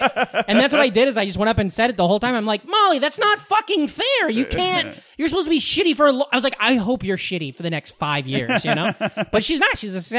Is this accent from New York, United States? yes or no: no; Southwest Iowa, United States; moved away; Near my hometown there's a town called Malvern, Iowa.